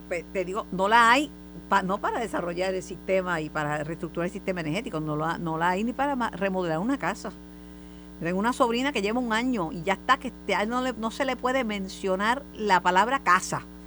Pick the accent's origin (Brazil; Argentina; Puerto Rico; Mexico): Puerto Rico; como puertorriqueña y como, como amante de, de esta patria